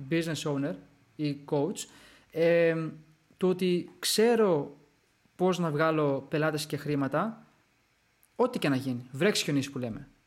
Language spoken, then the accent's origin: Greek; Greece; Ναι, ναι είμαι Έλληνας ρε φίλε.